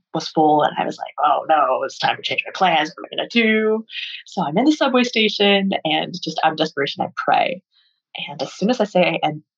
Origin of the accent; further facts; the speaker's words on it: Cedar City, Utah, United States; I was also raised in Southern Utah